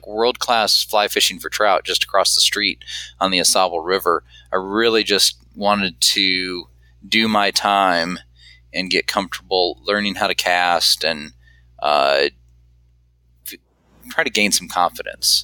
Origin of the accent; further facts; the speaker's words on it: Michigan, United States; I grew up in Michigan